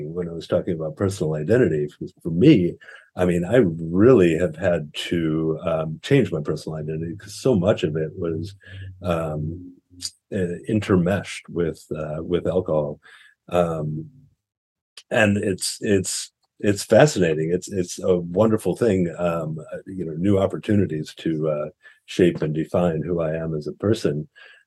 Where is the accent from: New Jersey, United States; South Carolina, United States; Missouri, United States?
Missouri, United States; St. Louis; moved away as an adult; also born or lived in Oakland, California / Bay Area, California; now in Santa Cruz, United States; I'm from the Midwest originally. I grew up in St. Louis, Missouri. And lived there for roughly the first half of my life at this point, and then moved to California about 24 years ago or so.